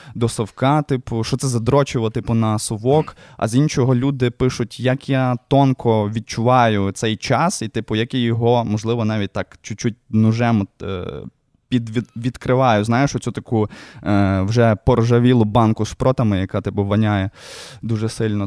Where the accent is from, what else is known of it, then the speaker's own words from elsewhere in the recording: Lviv, Lviv Oblast, Ukraine; мій район мільйон е, патона е, тільки будувався. Ну, е, Звісно, естетика, ця вся совєтська, оці спальники, воно таке трошки не дуже милує око, але все одно це дуже цікаво дивитись, коли створюється твій дім, де ти виріс.